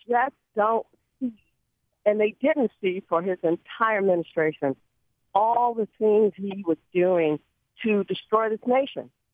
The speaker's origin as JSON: {"language": "English", "town": "Chicago", "region": "Illinois", "country": "United States", "moved": "yes", "lives_now": "Georgia, United States", "said": "We're we're from Chicago"}